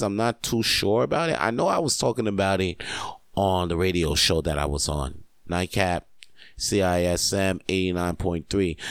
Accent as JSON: {"language": "English", "country": "Canada", "said": "I am Canadian"}